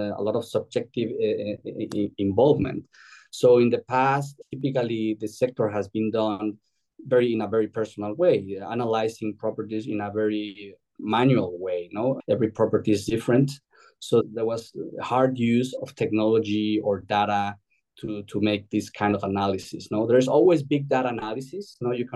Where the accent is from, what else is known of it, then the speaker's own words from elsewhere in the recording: Mexico City, Mexico; moved away as an adult; also born or lived in Europe; now in Spain; I'm originally from Mexico City, having lived in Europe almost over 20 years